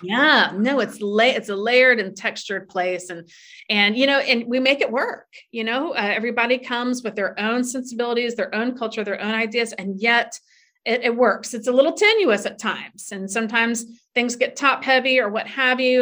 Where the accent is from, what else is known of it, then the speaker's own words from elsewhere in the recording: Tallahassee, Florida, United States; moved away as an adult; now in New York City, United States; I came from Tallahassee, Florida. And there's not a huge amount of diversity, or there wasn't when I was growing up in the 80s.